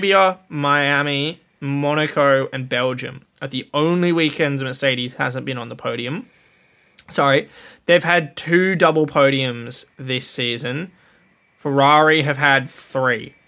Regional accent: Australia

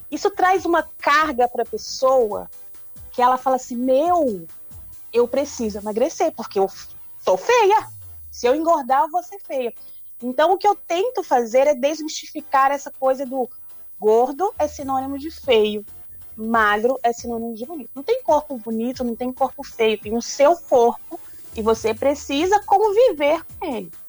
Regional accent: Minas Gerais, Brazil; Eu sou de, na verdade, eu sou do norte de Minas Gerais. Então, eu sou acostumada com, com, com tempo quente, né?

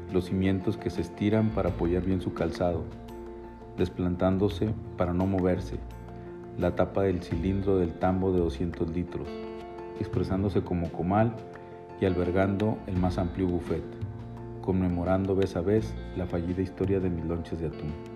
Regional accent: Chihuahua, Mexico; mi tierra, Chihuahua

